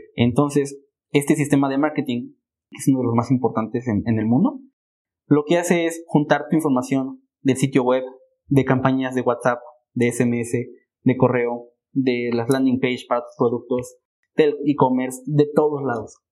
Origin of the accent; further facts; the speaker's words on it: Mexico; como mexicanos